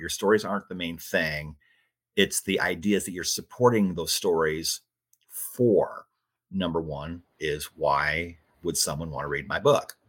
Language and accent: English; Iowa, United States; moved away as an adult; also born or lived in Phoenix, Arizona; I grew up in Iowa and it's where I am now. Spent 26 years in Phoenix